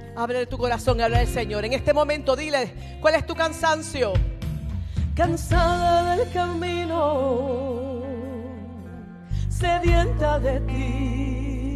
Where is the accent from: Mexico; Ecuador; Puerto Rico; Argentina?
Puerto Rico; yo soy nacida y creada en la iglesia Discípulos de Cristo en Puerto Rico